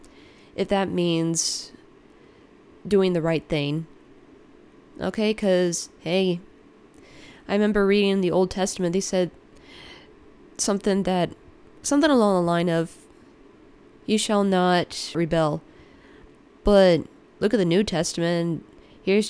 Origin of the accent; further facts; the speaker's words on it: United States; me being an American born, second generation American, but raised in a Ukrainian upbringing